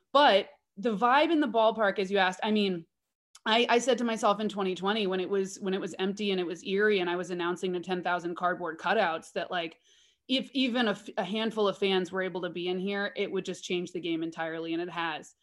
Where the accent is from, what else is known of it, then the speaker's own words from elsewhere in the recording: Oakland, California, United States; I was born and bred in Oakland